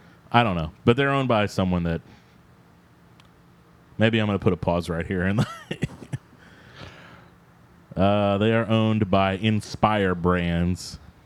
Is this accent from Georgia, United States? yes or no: no; El Campo, Texas, United States; I'm from El Campo